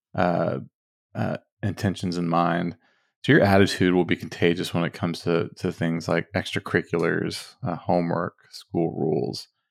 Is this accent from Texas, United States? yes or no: yes; Dallas–Fort Worth area, Texas, United States; we're from Texas, uh, from D F W area